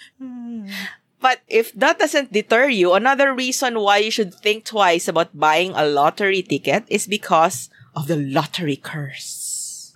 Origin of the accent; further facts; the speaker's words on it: Philippines; moved away; what I kind of remember from back in my hometown.